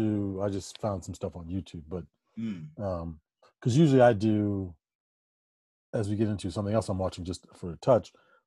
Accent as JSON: {"language": "English", "town": "Naperville", "region": "Illinois", "country": "United States", "tie": "born or raised there", "said": "growing up in the Chicago suburb, we moved to Naperville, Illinois in 1981."}